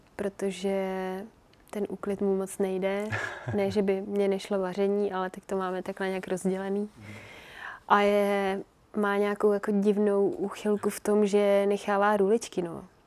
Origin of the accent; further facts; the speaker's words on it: Czechia; also born or lived in Finland; jsme se přestěhovali sem, takže jsem tu od tří let.